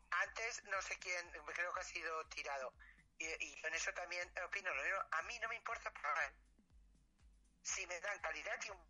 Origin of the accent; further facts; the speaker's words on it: Palma, Balearic Islands, Spain; no soy mallorquina, yo nací ¿Eh? aquí